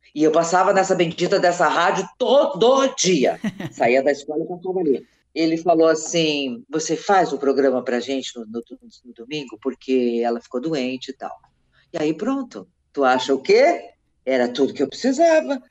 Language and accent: Portuguese; Capinzal, Santa Catarina, Brazil; also born or lived in Curitibanos, Santa Catarina / Campina do Cerro, Santa Catarina; Curitibanos foi onde eu morei muitos anos, Capinzal, a cidade onde eu nasci